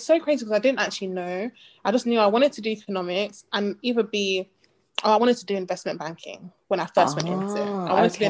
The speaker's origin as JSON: {"language": "English", "region": "London", "country": "United Kingdom", "said": "Mm-hmm. I'm from East London"}